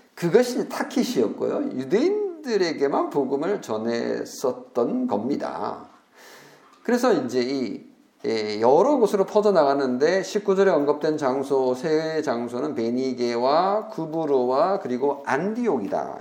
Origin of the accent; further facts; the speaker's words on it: South Korea; 우리가 한국인으로서요